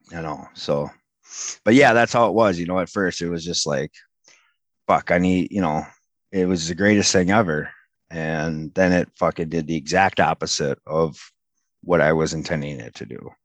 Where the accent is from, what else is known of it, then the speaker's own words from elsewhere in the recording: Oakdale, Minnesota, United States; I grew up in Oakdale.